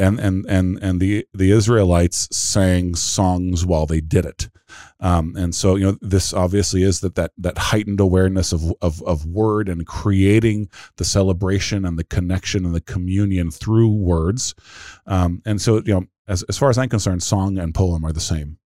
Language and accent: English; United States; We're American Christians